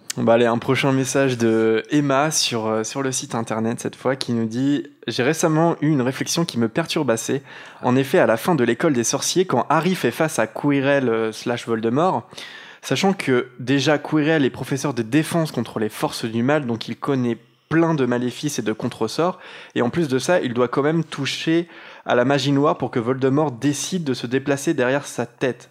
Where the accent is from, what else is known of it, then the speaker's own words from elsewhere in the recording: Normandy, France; moved away as an adult; also born or lived in Caen; now in Lyon, France; on est normand, on est en Normandie